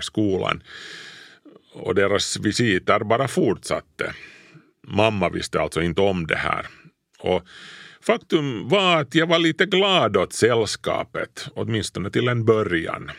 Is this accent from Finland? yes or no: yes; Kauniainen, Uusimaa, Finland; mormors och morfars hus låg alltså bredvid vårt när jag, när jag var liten i Grankulla